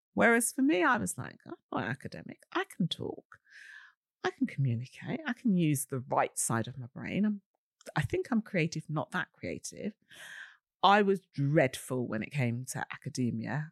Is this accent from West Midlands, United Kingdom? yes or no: no; London, United Kingdom; I'm a girl from Shepherd's Bush, West London. I'm always proud of the West London bit.